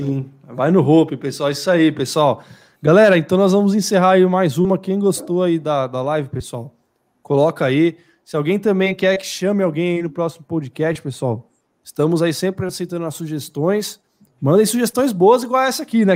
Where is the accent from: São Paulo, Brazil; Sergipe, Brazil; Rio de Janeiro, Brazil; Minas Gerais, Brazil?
São Paulo, Brazil; nós somos de São Paulo